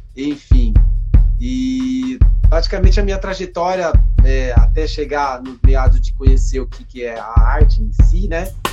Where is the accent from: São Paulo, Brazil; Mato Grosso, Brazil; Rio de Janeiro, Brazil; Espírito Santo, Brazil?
São Paulo, Brazil; Taboão da Serra; also born or lived in Paraná; Eu vim para cá, para Taboão da Serra, é, a meados de 1975, seis meses de vida, né? Morando sempre em Taboão da Sé, praticamente taboonense, né? Mas eu sou do Paraná